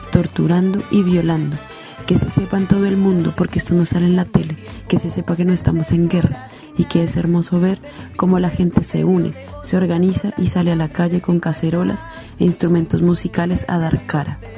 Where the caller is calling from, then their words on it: Chile; desde la dictadura chilena para la Radio Mandinga.